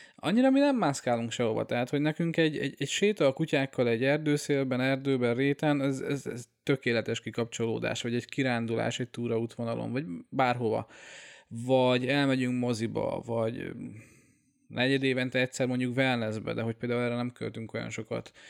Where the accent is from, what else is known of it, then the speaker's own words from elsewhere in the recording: Hungary; moved away as an adult; also born or lived in Austria; hazaköltöztem Ausztriából